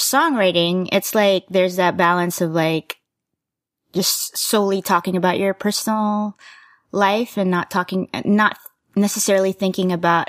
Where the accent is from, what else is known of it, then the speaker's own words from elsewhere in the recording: Dallas, Texas, United States; I consider myself a Texan. You? Dallas, Fort Worth. As far as Asian-ness go, I'm Filipino.